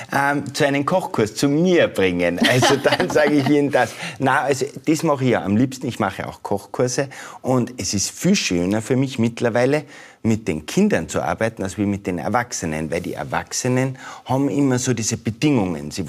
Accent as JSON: {"language": "German", "country": "Austria", "said": "natürlich haben wir unsere Eigenheiten und so, gerade als Österreicher auch."}